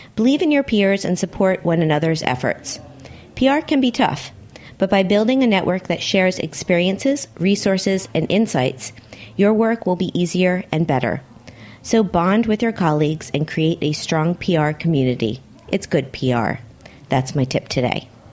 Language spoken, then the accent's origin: English; Miami, Florida, United States; moved away; I'm from Miami, my hometown